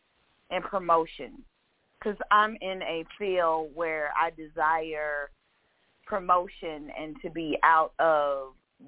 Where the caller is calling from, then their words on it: Georgia, United States; I'm calling from Georgia.